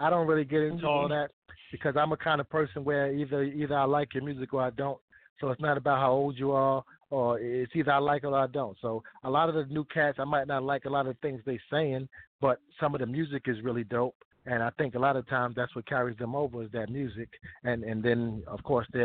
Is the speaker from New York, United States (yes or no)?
yes; New York City, New York, United States; I'm from Corona, Queens